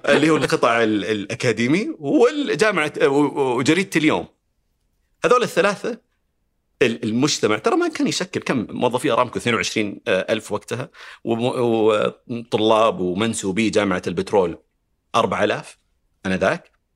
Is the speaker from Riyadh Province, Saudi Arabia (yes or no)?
yes; Riyadh, Riyadh Province, Saudi Arabia; انا ربيت هنا في الرياض